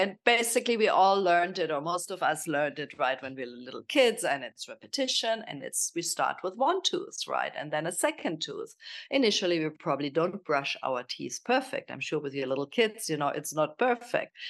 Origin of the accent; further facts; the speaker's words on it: Germany; accent: German; English is a second language; moved away as an adult; also born or lived in Kenya / South Africa / Miami / Portugal; now in Italy; I'm from Germany, as you probably hear from my accent